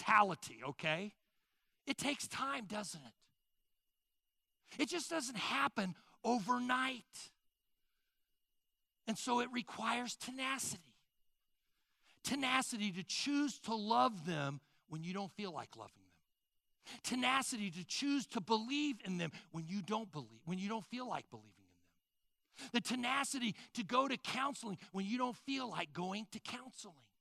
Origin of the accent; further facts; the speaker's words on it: Sugar Creek, Missouri, United States; I grew up in Sugar Creek, Missouri